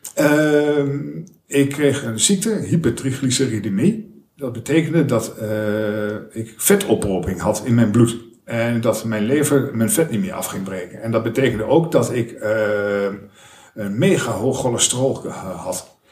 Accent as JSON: {"language": "Dutch", "town": "Almelo", "region": "Overijssel", "country": "Netherlands", "tie": "born or raised there", "also_born_or_lived": "Enschede / Amersfoort", "moved": "as an adult", "said": "Ik heb in Almelo gewoond tot mijn, ik denk 21ste"}